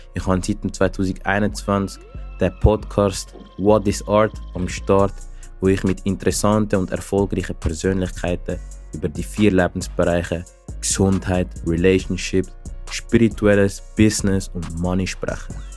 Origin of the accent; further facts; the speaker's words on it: Zurich, Switzerland; ich komme aus Zürich